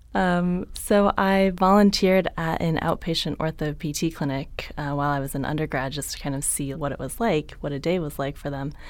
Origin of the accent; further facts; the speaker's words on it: San Jose, California, United States; moved away as an adult; also born or lived in San Diego; I grew up in San Jose, Northern California